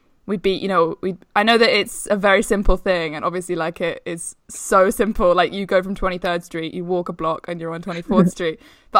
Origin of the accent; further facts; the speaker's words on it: England, United Kingdom; we are English